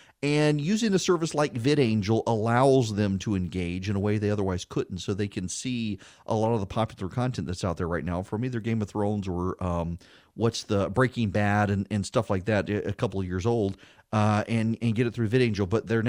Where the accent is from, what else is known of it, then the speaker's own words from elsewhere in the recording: Dubai, United Arab Emirates; when I was a kid, a young kid living in Dubai, they showed Dallas, and it was always a season behind the United States.